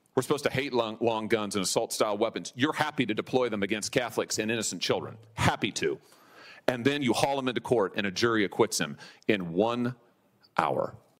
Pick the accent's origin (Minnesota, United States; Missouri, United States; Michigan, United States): Missouri, United States; my home state of Missouri